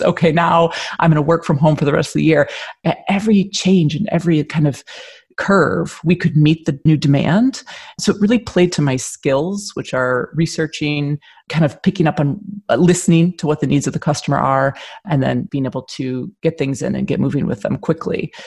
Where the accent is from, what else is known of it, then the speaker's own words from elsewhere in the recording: Michigan, United States; moved away as an adult; also born or lived in Philadelphia; now in Edinburgh, United Kingdom; I'm a, an American. I was born in Michigan, but I moved here from Philadelphia 14 years ago.